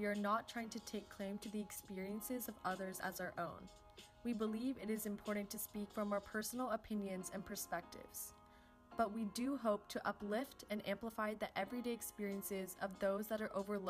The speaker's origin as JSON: {"language": "English", "country": "United States", "said": "I'm Indian American."}